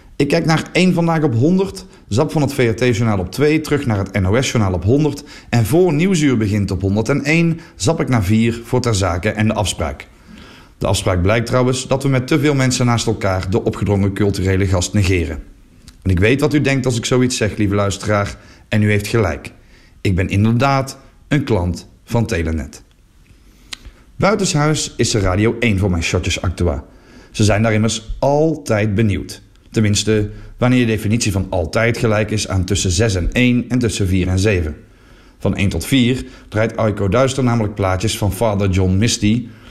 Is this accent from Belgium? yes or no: yes; Flanders, Belgium; Ik ben Vlaming